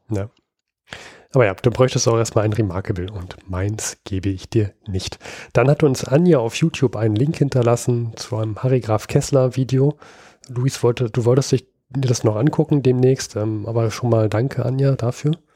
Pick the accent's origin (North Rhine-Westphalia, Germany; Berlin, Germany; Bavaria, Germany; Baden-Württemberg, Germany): Berlin, Germany; ich als Berliner